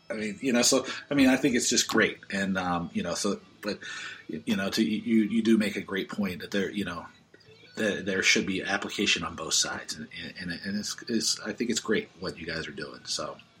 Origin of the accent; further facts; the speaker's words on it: Oakland Park, Florida, United States; moved away; I grew up in Oakland Park, so I you you know in Broward